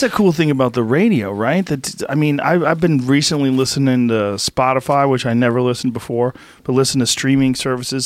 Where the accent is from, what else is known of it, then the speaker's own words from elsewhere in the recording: Boston, Massachusetts, United States; growing up in Boston, remember W B C N?